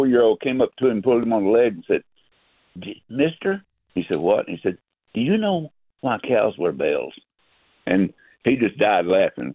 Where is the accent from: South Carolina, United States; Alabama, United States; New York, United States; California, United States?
Alabama, United States; now in Belle Rive, Illinois, United States; I'm from Alabama